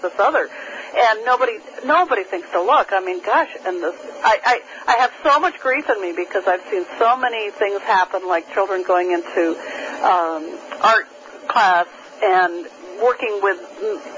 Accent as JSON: {"language": "English", "region": "New Hampshire", "country": "United States", "tie": "born or raised there", "said": "I grew up in New Hampshire. I grew up on skis. I spent my childhood in the woods"}